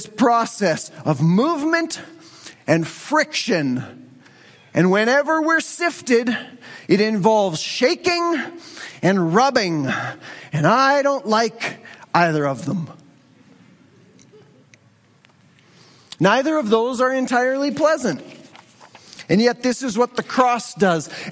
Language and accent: English; Western Canada, Canadian Prairies, Canada; our Western Canadian culture